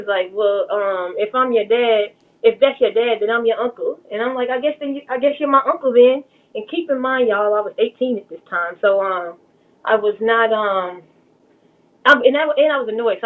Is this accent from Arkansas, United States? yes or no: no; Dallas, Texas, United States; I am born and raised in Dallas, Texas, in Hamilton Park